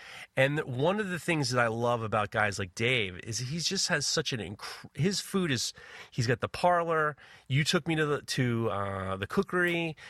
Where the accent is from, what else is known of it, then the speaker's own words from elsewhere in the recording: New York City, New York, United States; I grew up in New York City in the 70s and 80s.